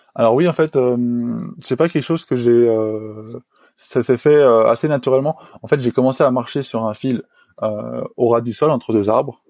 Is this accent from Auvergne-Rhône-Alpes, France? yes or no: yes; Le Reposoir, Auvergne-Rhône-Alpes, France; j'ai grandi euh, dans un petit village de montagne qui s'appelle le Reposoir